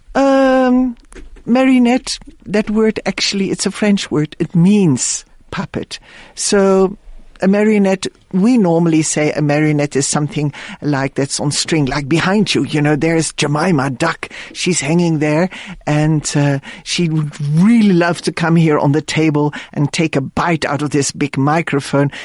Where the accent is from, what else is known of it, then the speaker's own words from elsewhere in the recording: Netherlands; moved away; I was born in the Netherlands